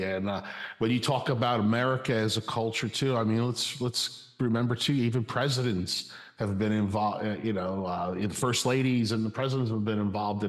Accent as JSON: {"language": "English", "region": "New York", "country": "United States", "moved": "yes", "said": "I'm originally from New York, and even though downstate, just outside of Manhattan and stuff"}